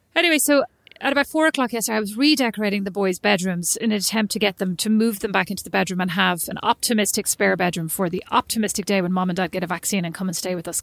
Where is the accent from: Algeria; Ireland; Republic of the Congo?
Ireland; moved away as an adult; I'm Irish